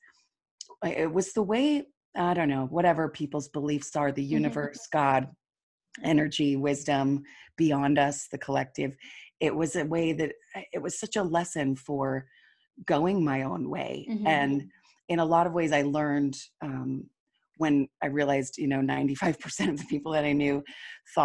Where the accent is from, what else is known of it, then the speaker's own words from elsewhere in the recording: Utah, United States; moved away as an adult; also born or lived in Seoul / Taipei / Sydney / Melbourne; I live in Salt Lake City. I was raised here in Utah